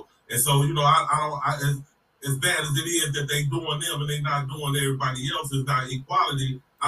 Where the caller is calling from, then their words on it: Chicago, Illinois, United States; Chicago, Illinois.